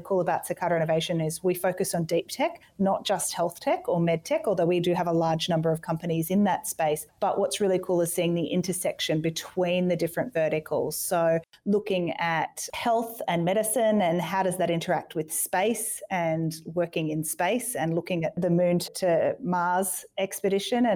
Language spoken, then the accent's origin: English; Gold Coast, Queensland, Australia; I grew up on the Gold Coast